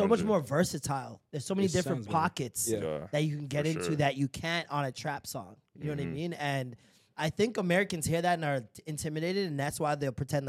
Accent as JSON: {"language": "English", "country": "Jamaica", "said": "I'm Jamaican"}